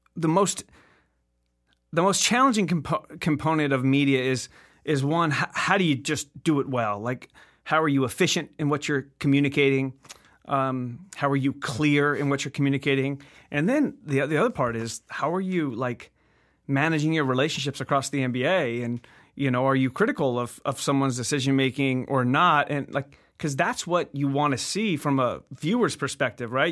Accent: La Habra, California, United States; From La Habra, California

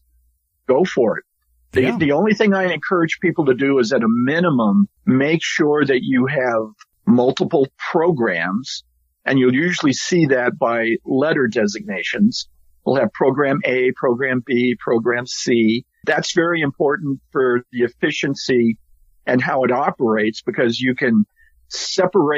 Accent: South Carolina, United States; now in California, United States; I grew up in South Carolina, and it rains all through the year

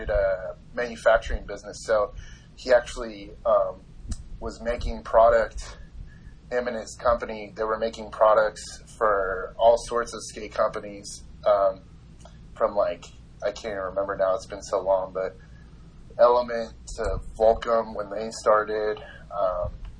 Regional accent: Carlsbad, California, United States; I grew up in Carlsbad, California

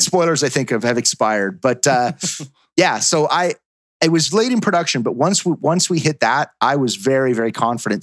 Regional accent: Edmonton, Alberta, Canada; my hometown, which was uh, Edmonton, Alberta, Canada. That's where BioWare was founded, and that's where I grew up.

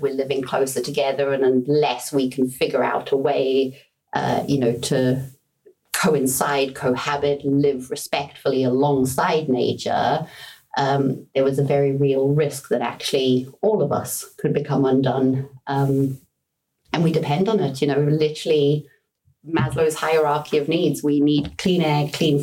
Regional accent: Johannesburg, Gauteng, South Africa; moved away; I was born and raised in South Africa

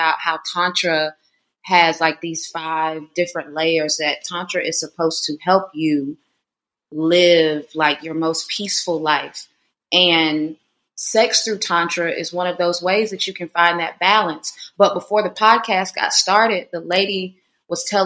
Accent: North Carolina, United States; moved away; this is my hometown in North Carolina, so real country folk

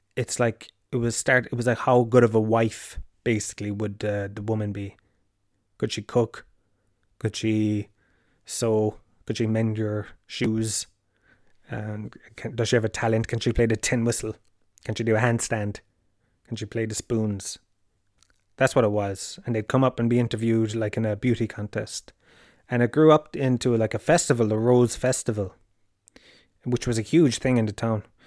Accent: Tralee, Munster, Ireland; Holy Family is primary school that I went to in, in Tralee

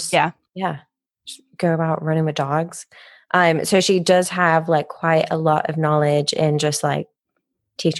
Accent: Nottingham, East Midlands, United Kingdom; moved away; I grew up near the River Trent, which is gross if anyone's been to Nottingham

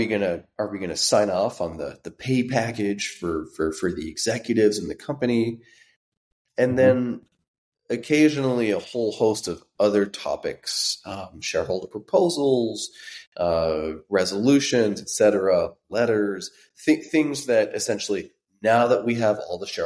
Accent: France; now in United States; We had the same thing growing up in France where internet took a few more years to show up on our end

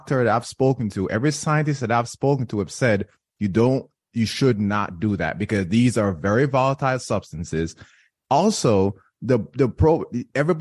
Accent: Jamaica; moved away; when I was growing up in Jamaica, I grew up in Jamaica

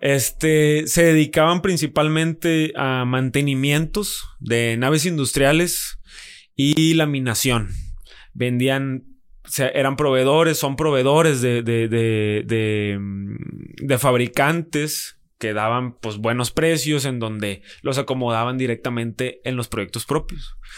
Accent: Monterrey, Nuevo León, Mexico; Monterrey, nací aquí en Monterrey, en la ciudad de Monterrey.

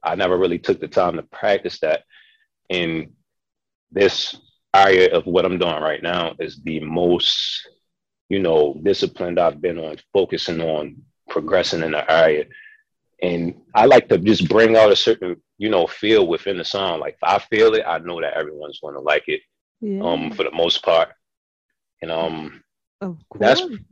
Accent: Baltimore, Maryland, United States; I'm from Baltimore City, born and raised

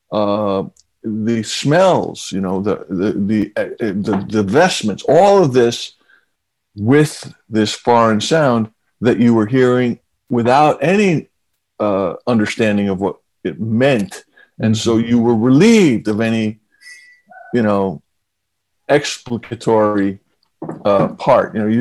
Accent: New York City, New York, United States; I grew up in Queens

